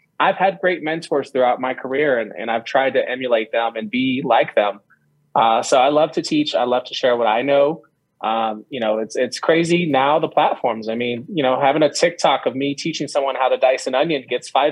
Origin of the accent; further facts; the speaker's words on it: Bay Area, California, United States; my brother and I were raised in California, and we were raised in the Bay Area, San Francisco, Oakland, Vallejo